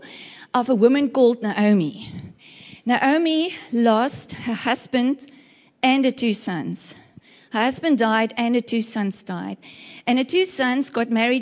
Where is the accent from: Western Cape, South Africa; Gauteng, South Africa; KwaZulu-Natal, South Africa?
Western Cape, South Africa; moved away as an adult; now in East London, South Africa; When we arrived in East London, it was the funniest place ever for me, because we come from the Western Cape